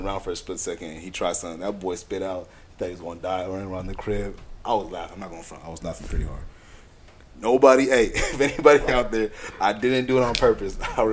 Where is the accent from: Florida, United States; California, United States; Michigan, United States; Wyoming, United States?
California, United States; San Diego; growing up in San Diego